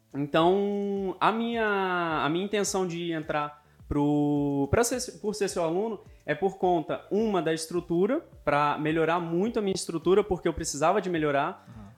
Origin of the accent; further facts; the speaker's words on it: Vila Velha, Espírito Santo, Brazil; Eu sou de Vila Velha, Espírito Santo